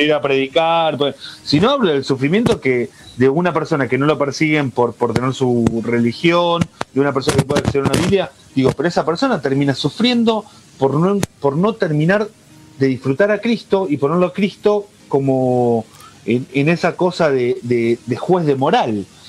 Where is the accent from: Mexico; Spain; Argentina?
Argentina; como argentino te lo digo